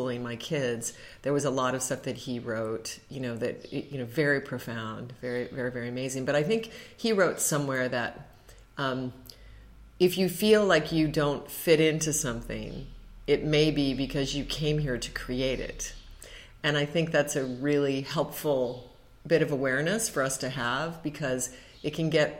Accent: Alaska, United States; also born or lived in Colorado; I was raised in Alaska

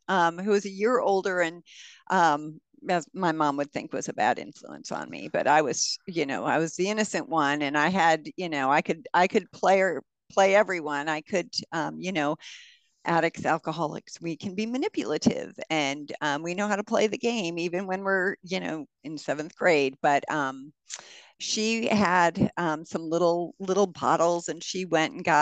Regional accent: Minneapolis, Minnesota, United States; So I was from South Minneapolis, grew up in South Minneapolis.

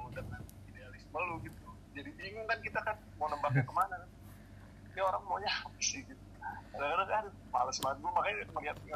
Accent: Depok, West Java, Indonesia; gue tahu orang pasti notice gue kalau gue orang Depok terus gue kritik Depok

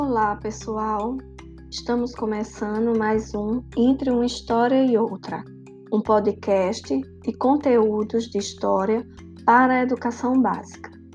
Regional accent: Brazil; Como brasileiros

